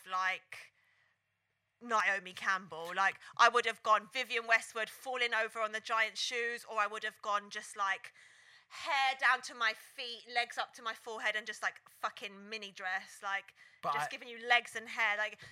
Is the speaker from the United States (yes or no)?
no; London, United Kingdom; because I'm a Grove gal. That's Ladbroke Grove, if you don't know.